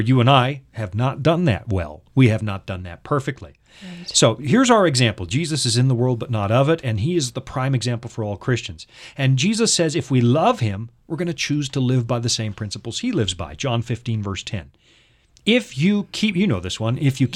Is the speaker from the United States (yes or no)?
yes; United States; I'm an American